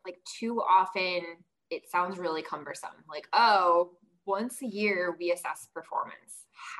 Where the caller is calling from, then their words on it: Chicago, Illinois, United States; Currently, I'm in Chicago. It is not sunny here.